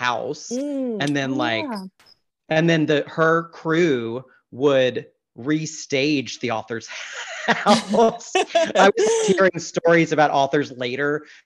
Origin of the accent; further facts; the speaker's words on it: Mississippi, United States; moved away; as a child growing up in Mississippi